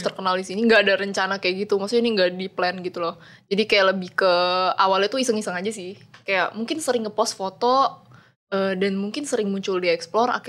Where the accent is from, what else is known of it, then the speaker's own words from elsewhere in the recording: Jakarta, Indonesia; Cuma mereka kayak ngerantau gitu ke Jakarta, jadi aku lahirnya di Jakarta sih.